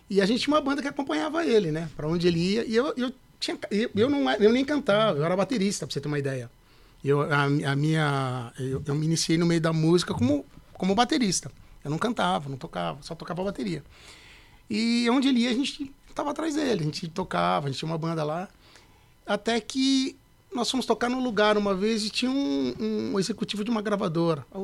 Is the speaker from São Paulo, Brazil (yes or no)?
yes; Pirassununga, São Paulo, Brazil; also born or lived in Santa Cruz das Palmeiras; now in São Paulo, Brazil; Sou do interior de São Paulo. Interior? Nasci na cidade de Santa Cruz das Palmeiras, mas só nasci. E minha infância toda eu vivi em Pirassununga. Filho de pastores, né?